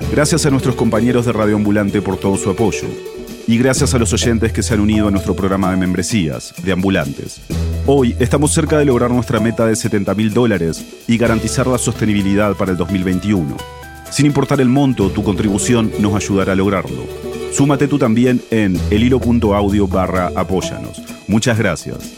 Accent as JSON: {"language": "Spanish", "country": "Puerto Rico", "said": "yo voy a extrañar el que en Puerto Rico haya un espacio en el cual yo pueda sentirme que realmente yo como puertorriqueño sí puedo llegar a cumplir mis sueños de trabajar en la astronomía."}